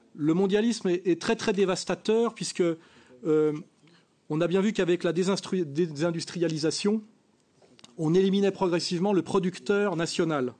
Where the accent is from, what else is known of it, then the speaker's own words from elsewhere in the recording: France; je suis un Français de culture française, issu de la classe moyenne catholique